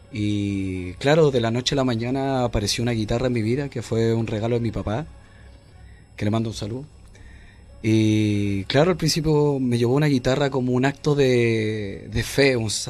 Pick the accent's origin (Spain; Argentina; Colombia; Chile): Chile; Santiago, Santiago Metropolitan Region; also born or lived in Licantén, Chile; En Lincantén. Y claro, nací allá y, y claro, pasó el tiempo, casi tres años más o menos, ya después llegué aquí a Santiago y obviamente caí justamente aquí a Renca